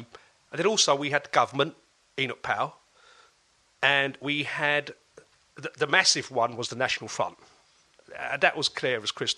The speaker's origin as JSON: {"language": "English", "region": "London", "country": "United Kingdom", "tie": "born or raised there", "moved": "as an adult", "lives_now": "Essex, United Kingdom"}